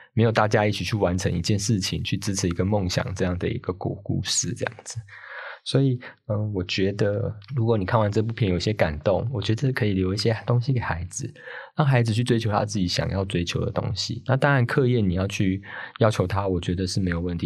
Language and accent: Chinese; Taoyuan, Taiwan; 像我们这种桃园啊，或是可能比较中南部的地区，还是有田野